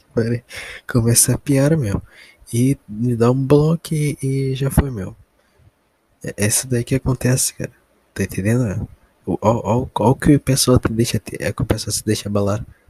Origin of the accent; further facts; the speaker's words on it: Brazil; eu como brasileiro